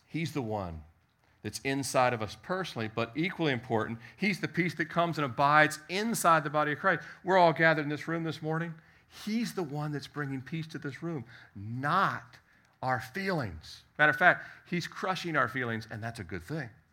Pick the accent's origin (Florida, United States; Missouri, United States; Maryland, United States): Maryland, United States; Annapolis; we're from Annapolis